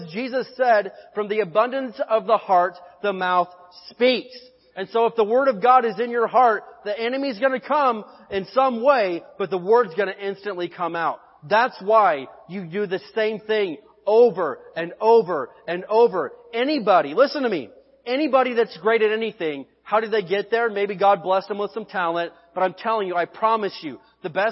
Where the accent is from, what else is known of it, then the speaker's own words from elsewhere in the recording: Martinsville, Indiana, United States; my hometown, Martinsville, Indiana